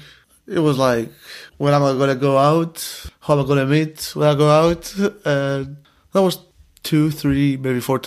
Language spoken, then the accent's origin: English; Limassol, Limassol District, Cyprus; moved away; I'm from Limassol